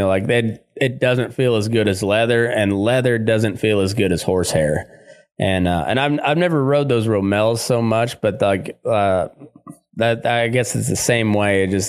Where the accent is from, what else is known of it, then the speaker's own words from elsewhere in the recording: Great Plains, United States; up and towards to where I grew up in the Great Plains area, you didn't place a whole lot of value on a silver bit.